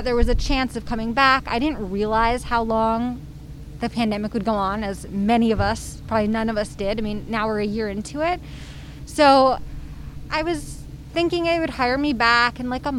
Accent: New York City, New York, United States; I'm from Brooklyn. Uh-huh. Lived here my whole life

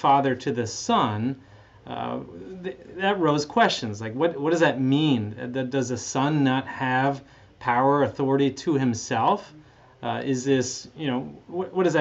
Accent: Canada; moved away as an adult; also born or lived in California; I grew up in Canada. In fact, I'm Canadian

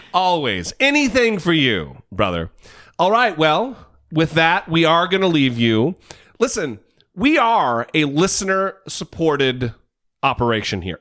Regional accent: Idaho, United States; moved away; we're both from Idaho

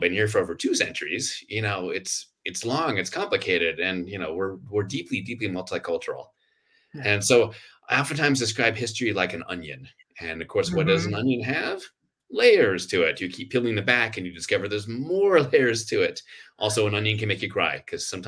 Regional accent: Sacramento, California, United States; moved away as an adult; also born or lived in Washington, D.C.; now in Santa Fe, United States; Born and raised in Sacramento, but I spent 27 years in the D.C. area

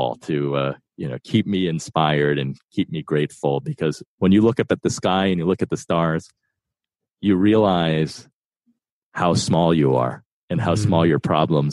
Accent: East Coast, United States; also born or lived in New York; I was born in New York and grew up on the East Coast

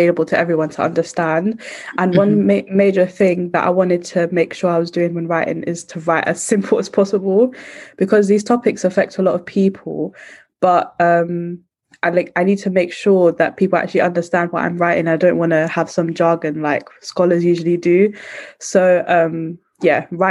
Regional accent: London, United Kingdom; I'm from East London

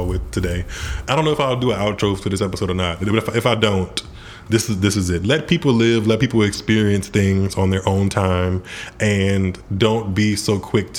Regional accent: Southern Louisiana, United States; All of us are from Southern Louisiana

